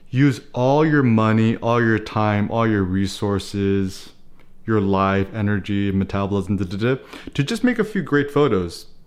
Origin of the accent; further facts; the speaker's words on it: United States; as an American